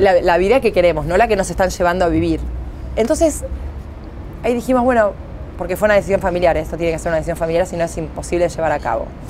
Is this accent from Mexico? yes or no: no; Santa Fe, Argentina; para mí como santafesina